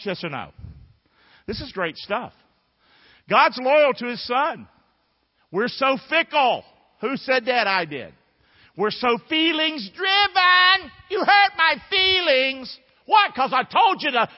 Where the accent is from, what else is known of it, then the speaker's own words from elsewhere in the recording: North Carolina, United States; now in Rotonda, United States; I'm from North Carolina